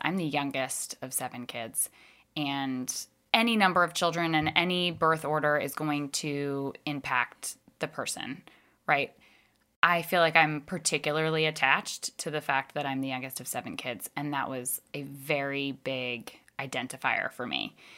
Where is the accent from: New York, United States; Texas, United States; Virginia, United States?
Virginia, United States; Northern; I grew up in Northern Virginia